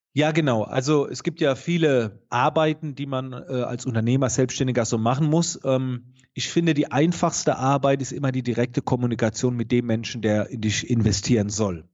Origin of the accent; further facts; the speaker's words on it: near Heidelberg-Mannheim, Baden-Württemberg, Germany; man hört es. Ich komme aus der Nähe von Heidelberg-Mannheim